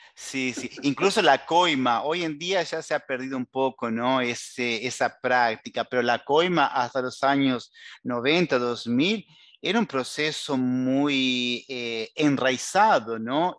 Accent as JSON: {"language": "Spanish", "country": "Uruguay", "said": "como decimos en Uruguay"}